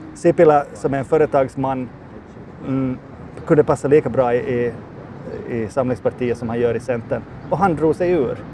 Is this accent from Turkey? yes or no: no; Finland